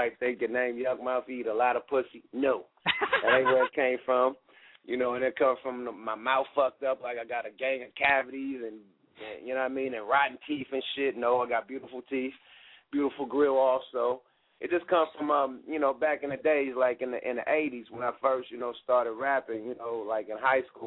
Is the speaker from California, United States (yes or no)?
yes; the Bay Area, California, United States; moved away as an adult; now in Los Angeles, United States; I'm from the Bay.